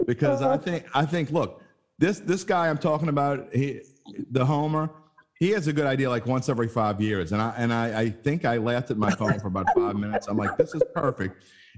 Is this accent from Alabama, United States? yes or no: no; West Bank, Louisiana, United States; I'm from the West Bank.